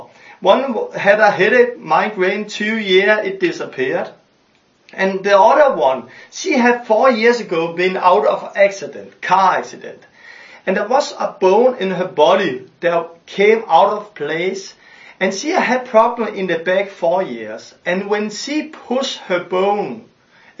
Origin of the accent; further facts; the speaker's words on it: Denmark; I'm from Denmark